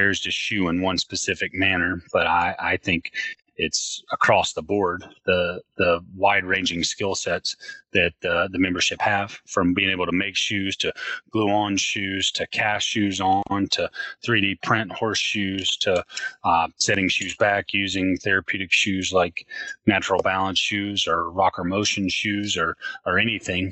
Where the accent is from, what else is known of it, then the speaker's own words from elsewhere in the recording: Western North Carolina, United States; I grew up in Western North Carolina